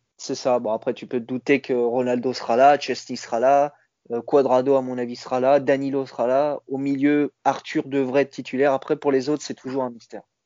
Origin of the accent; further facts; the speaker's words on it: Italy; en tant qu'Italien